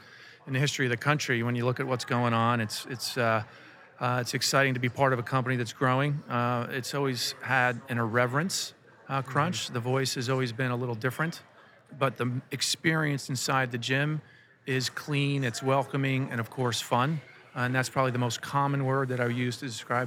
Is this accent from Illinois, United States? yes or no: no; northwestern New Jersey, United States; moved away; also born or lived in San Diego, California; This is where I was born, San Diego, California. Yep. But grew up in northwestern New Jersey on a Christmas tree farm